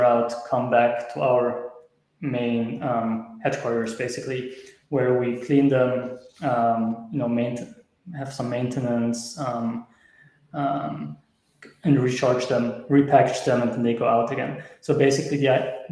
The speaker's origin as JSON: {"language": "English", "country": "Switzerland", "said": "I'm from Switzerland, and we started in Switzerland"}